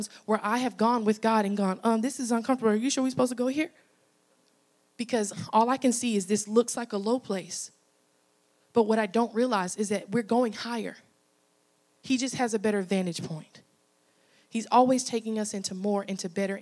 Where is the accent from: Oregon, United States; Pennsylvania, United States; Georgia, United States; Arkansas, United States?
Arkansas, United States; moved away as an adult; now in Louisiana, United States; I'm originally from Arkansas